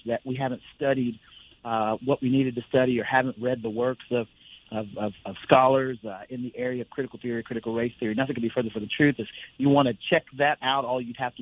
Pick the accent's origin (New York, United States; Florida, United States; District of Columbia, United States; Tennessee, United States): New York, United States; upstate; now in Oklahoma, United States; Grew up in upstate New York